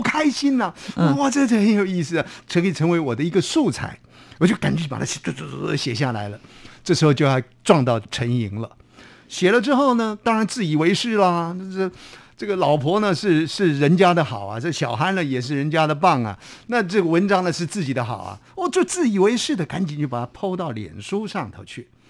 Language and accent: Chinese; Taiwan; accent: Taiwanese Hokkien; 这个我们家乡话啊，其实有时候在运用语言的时候，我会跟家乡话连接在一块儿。我们的家乡话呢，讲茶茶叶呢叫做茶米